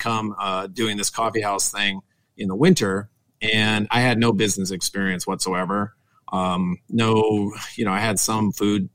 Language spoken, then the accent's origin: English; South Dakota, United States; also born or lived in Pierre, South Dakota / Minnesota; I'm a South Dakota boy. I grew up in South Dakota. I grew up on a farm. I went to high school in the capital of South Dakota, also known as Pierre.